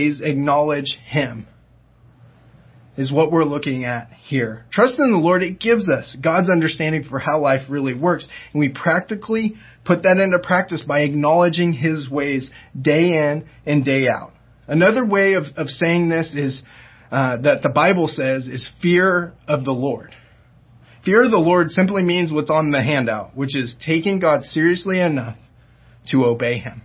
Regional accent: Diamond Bar, California, United States; moved away; also born or lived in Oklahoma; I grew up in Diamond Bar, which is not too far from Ontario

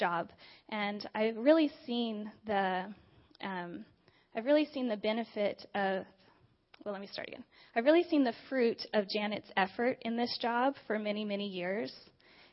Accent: Diamond Bar, California, United States; I grew up just a few minutes away from here in Diamond Bar with my mom, my dad, my brother, and my sister.

